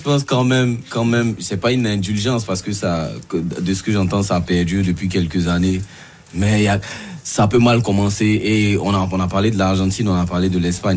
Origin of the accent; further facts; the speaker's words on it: Côte d’Ivoire; moi qui suis ivoirien